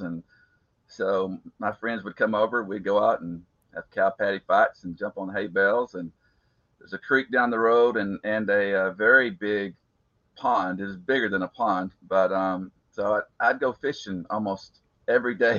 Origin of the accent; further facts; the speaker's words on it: Harleton, Texas, United States; I was born and raised in East Texas. Went to a little school called Harleton